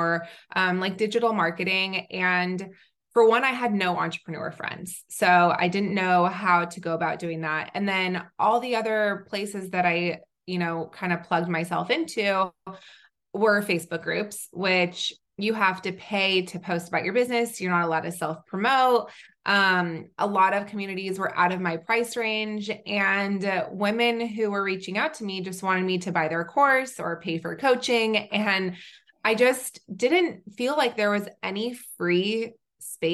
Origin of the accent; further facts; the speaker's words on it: Southern California, United States; also born or lived in Israel / North Carolina; I am originally from Israel. I grew up mostly in Southern California